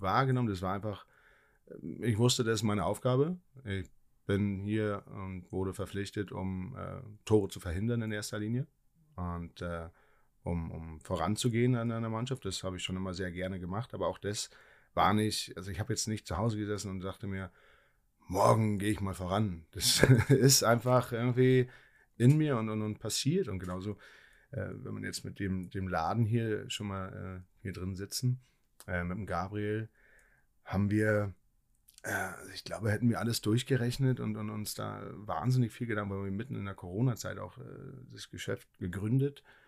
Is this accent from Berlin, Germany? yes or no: yes; Berlin, Germany; moved away; also born or lived in Ingolstadt / Hannover / Hamburg / Nuremberg; als Berliner